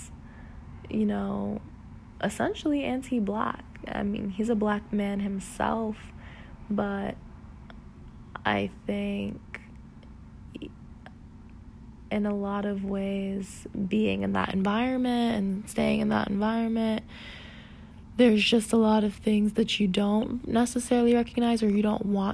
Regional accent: South Florida, United States; moved away; growing up in South Florida affected me

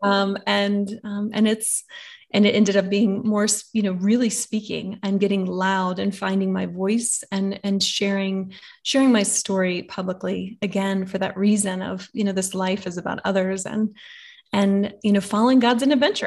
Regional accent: the Bible Belt, United States; growing up in the Bible Belt here

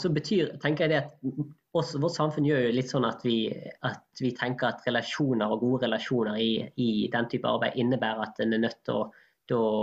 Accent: Norway; vi nordmenn

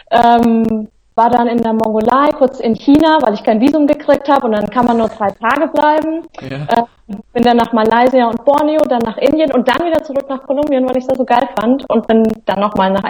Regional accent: Central Germany, Germany; now in Hamburg, Germany; Ich wohne seit zehn Jahren in Hamburg. Ich komme eigentlich aus, sag mal, Mitteldeutschland.

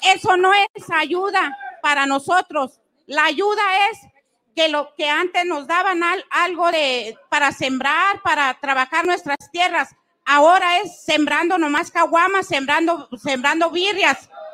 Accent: Chihuahua, Mexico; yo soy del estado de Chihuahua y soy 100% rarámuri

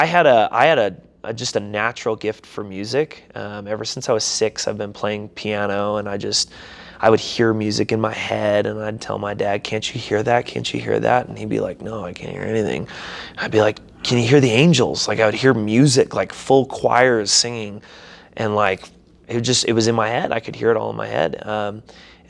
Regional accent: St. Cloud, Minnesota, United States; moved away; also born or lived in Seattle, Washington / Des Moines, Iowa / Hector, Minnesota; I was born in Seattle, Washington, but I actually grew up a majority of my life in St. Cloud, Minnesota

